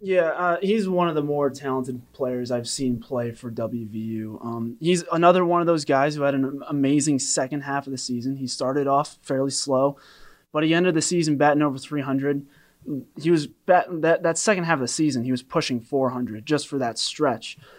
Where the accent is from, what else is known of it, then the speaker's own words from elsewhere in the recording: Western New York, United States; I'm from Western New York